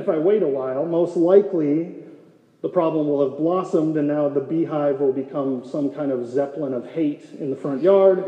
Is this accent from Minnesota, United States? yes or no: no; North Dakota, United States; born or raised there; moved away as an adult; now in Gilbert, United States